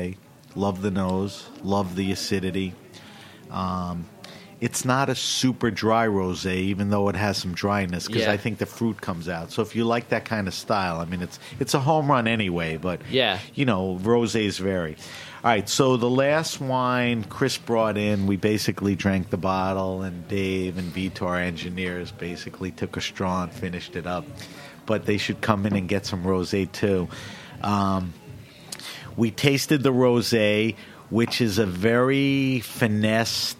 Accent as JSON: {"language": "English", "region": "New York", "country": "United States", "accent": "New York", "said": "my New York accent"}